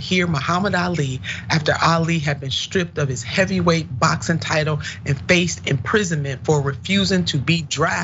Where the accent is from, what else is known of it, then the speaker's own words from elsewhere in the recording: Cleveland, Ohio, United States; this is my hometown